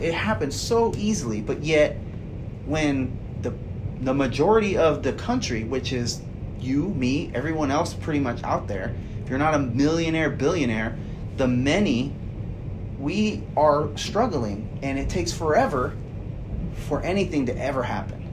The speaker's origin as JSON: {"language": "English", "country": "United States", "said": "as American people."}